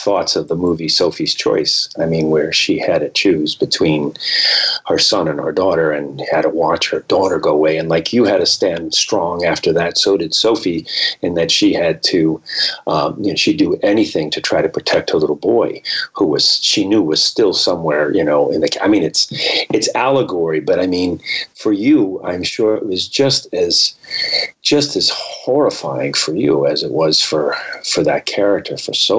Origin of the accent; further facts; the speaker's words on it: United States; I was born in America, third generation Italian American